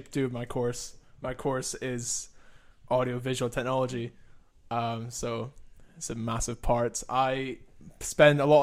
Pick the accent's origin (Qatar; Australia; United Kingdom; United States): United Kingdom; Edinburgh, Scotland; I am local from Edinburgh, and I am 19